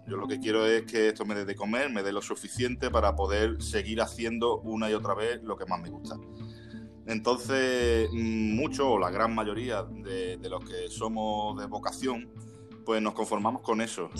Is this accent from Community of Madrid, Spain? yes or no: no; Málaga, Andalusia, Spain; todos los que somos de Málaga